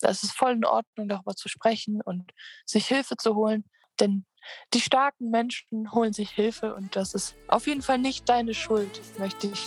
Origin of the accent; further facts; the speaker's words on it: Krefeld, North Rhine-Westphalia, Germany; nachdem ich ähm, in meiner Heimatstadt Krefeld war zu Besuch